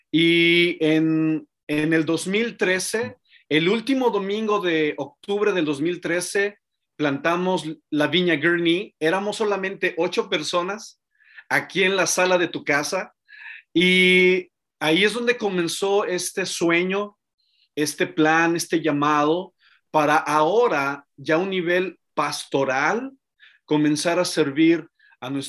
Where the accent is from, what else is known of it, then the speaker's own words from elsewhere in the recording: Mexico City, Mexico; born there; Mira, eh, yo nací en Ciudad de México